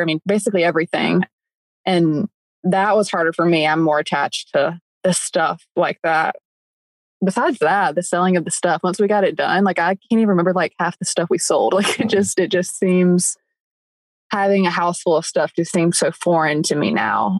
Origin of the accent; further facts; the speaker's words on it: upstate South Carolina, United States; moved away as an adult; We're both from South Carolina, upstate South Carolina